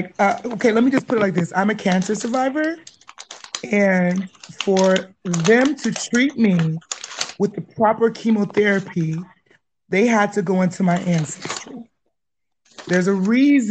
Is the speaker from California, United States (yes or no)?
yes; Pasadena, California, United States; moved away as an adult; now in Middle East; I'm from LA. I'm from Pasadena, California.